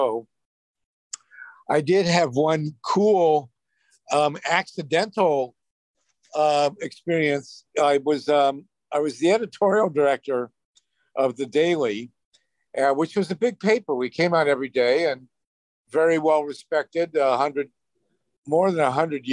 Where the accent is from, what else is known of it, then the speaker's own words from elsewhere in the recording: Columbus, Ohio, United States; now in California, United States; I grew up in Columbus, Ohio